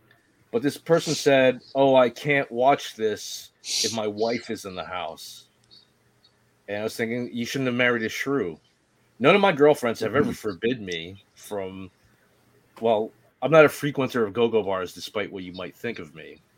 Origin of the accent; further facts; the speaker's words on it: Northeast, United States; I don't know if it's because I'm from the Northeast.